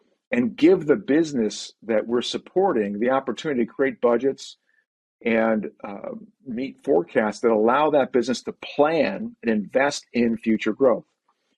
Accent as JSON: {"language": "English", "town": "Buffalo", "region": "New York", "country": "United States", "tie": "born or raised there", "said": "we grew up in Buffalo, New York, and that's where the family settled"}